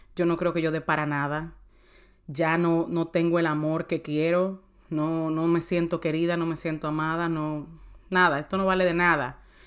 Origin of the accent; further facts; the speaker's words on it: San Cristóbal, Dominican Republic; moved away; also born or lived in United States; Yo soy de San Cristóbal